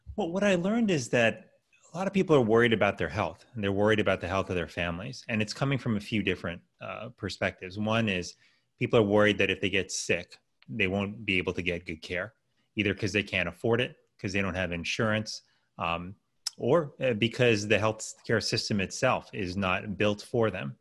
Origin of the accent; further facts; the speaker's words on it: Miami, Florida, United States; I was raised in Miami, Florida.